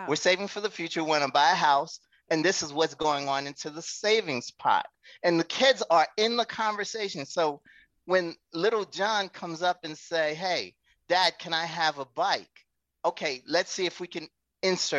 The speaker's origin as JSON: {"language": "English", "country": "Haiti", "moved": "yes", "said": "I was a child and still brought in to advise my parents on finances, because we're from Haiti"}